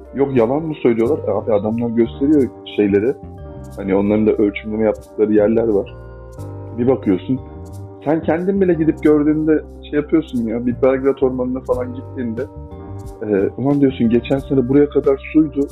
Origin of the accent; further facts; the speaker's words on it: Adana, Turkey; ben Adana'da büyüdüm.